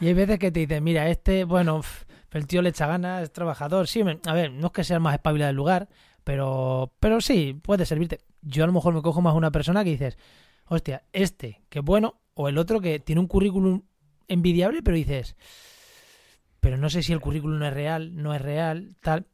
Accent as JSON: {"language": "Spanish", "town": "Munera", "region": "Castilla-La Mancha", "country": "Spain", "tie": "born or raised there", "said": "en Munera, en Albacete, o, en, mi pueblo, Munera"}